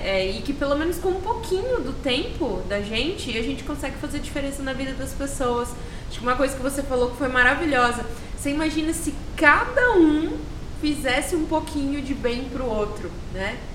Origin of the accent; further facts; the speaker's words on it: Campo Grande, Mato Grosso do Sul, Brazil; Eu, como campo-grandense, como sou mato-grossense